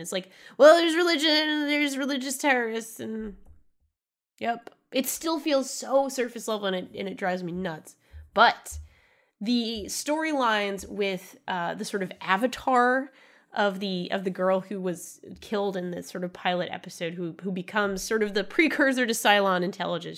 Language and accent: English; Rhode Island, United States; I'm from Rhode Island, of course.